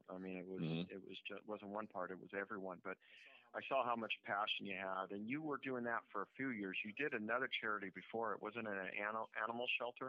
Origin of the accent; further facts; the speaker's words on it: Southern California, United States; I'm from Southern California, so we had Miller's down there in Orange County.